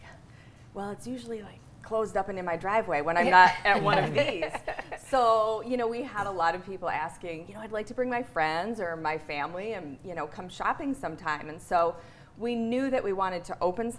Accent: Grass Lake, Michigan, United States; moved away as an adult; also born or lived in Napoleon, Michigan; now in Grand Blanc, United States; I'm originally from Grass Lake, and I live in Grand Blanc right now, which is just south of Flint

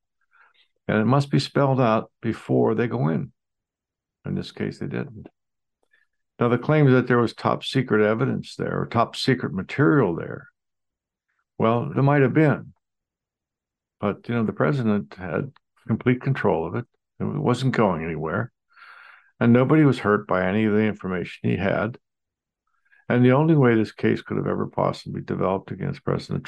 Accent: United States; as an American

